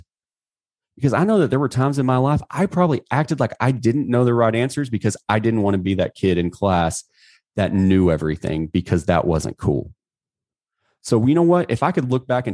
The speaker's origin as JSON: {"language": "English", "country": "United States", "said": "I'm an American"}